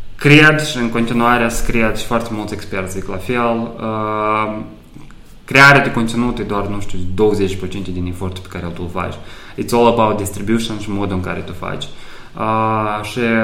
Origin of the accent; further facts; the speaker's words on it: Moldova; moved away as an adult; also born or lived in Chișinău / Cluj / Bucharest; originar fiind din, din Moldova